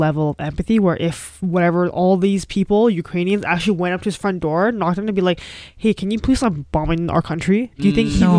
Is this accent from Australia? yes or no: no; Canada; that's our right as a Canadian to have freedom.